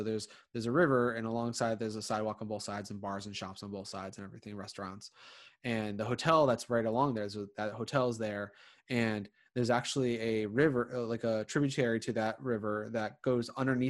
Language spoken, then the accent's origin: English; Connecticut, United States